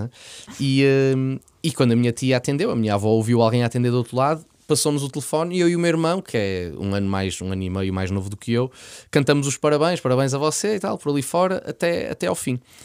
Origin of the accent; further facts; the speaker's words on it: Porto, Norte, Portugal; eu nasci no Porto, vivi sempre no Porto, código postal 4250